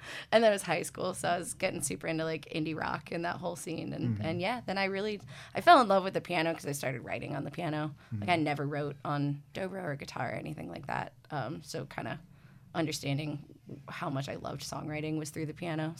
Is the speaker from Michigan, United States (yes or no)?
yes; Ann Arbor, Michigan, United States; growing up in Ann Arbor.